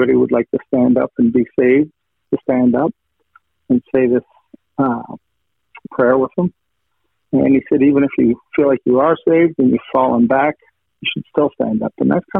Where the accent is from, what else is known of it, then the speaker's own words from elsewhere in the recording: Western Canada, Canada; I grew up in Western Canada